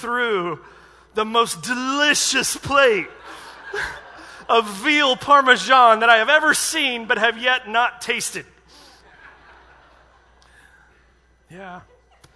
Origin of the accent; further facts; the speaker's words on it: United States; I'm American